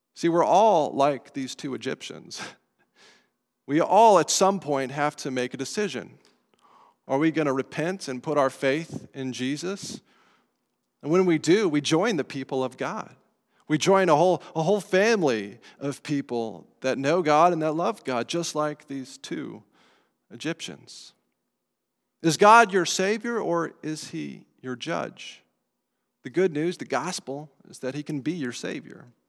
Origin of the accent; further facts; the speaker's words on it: Colorado, United States; moved away; I grew up in Colorado